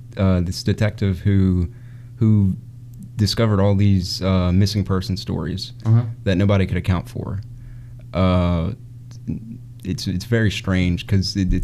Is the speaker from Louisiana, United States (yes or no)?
yes; Ponchatoula, Louisiana, United States; I come from Ponchatoula, Louisiana. I love Ponchatoula.